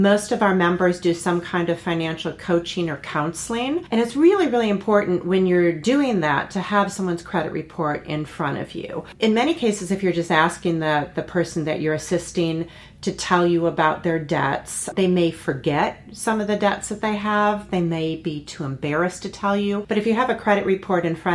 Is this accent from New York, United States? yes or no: no; outside of Chicago, Illinois, United States; I grew up in Illinois outside of Chicago in a very Midwestern town.